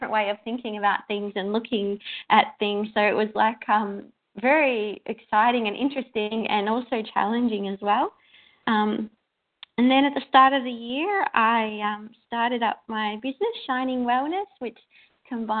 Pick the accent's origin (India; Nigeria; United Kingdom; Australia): Australia; Melbourne, Victoria; I'm from Melbourne, Australia.